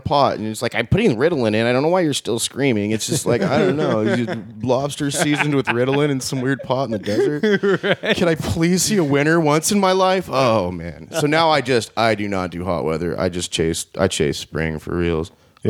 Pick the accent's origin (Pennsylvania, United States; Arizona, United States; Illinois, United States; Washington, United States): Arizona, United States; I'm from Arizona.